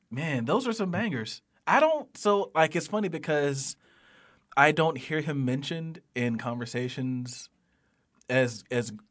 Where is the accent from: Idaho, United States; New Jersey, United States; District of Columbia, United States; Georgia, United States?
Georgia, United States; Atlanta; I'm from Atlanta, Luda, so you know, yeah, that's just you know.